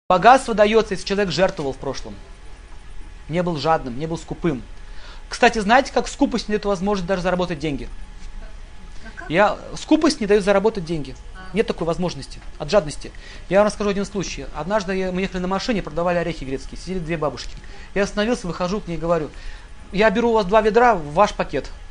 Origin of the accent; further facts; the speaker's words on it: Russia; мы родились в России